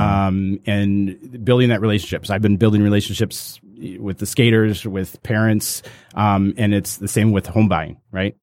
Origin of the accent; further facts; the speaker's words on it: Cleveland, Ohio, United States; now in Royal Oak, United States; I actually grew up in Cleveland